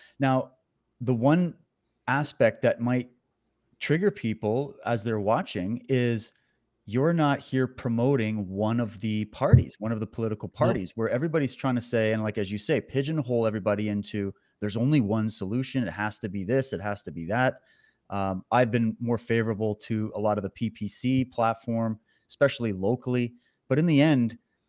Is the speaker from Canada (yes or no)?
yes; Ontario, Canada; also born or lived in Alberta / Saskatchewan; I was born in Alberta, raised in Ontario, then Saskatchewan. And then I've been all over.